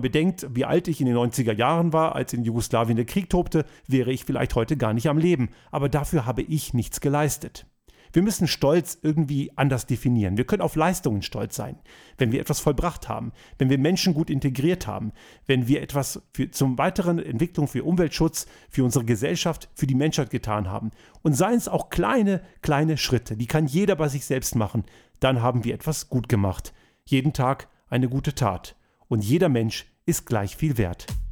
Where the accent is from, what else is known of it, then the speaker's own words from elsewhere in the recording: Germany; moved away as an adult; now in Austria; Ich bin in Deutschland geboren und aufgewachsen und lebe heute in Österreich